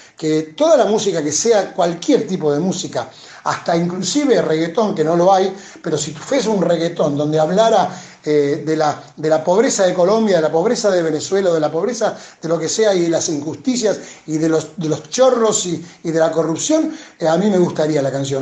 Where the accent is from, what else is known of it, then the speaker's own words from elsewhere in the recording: Cañada Rosquín, Santa Fe, Argentina; moved away as an adult; now in Buenos Aires, Argentina; la casa de mis viejos en Cañada, en mi pueblo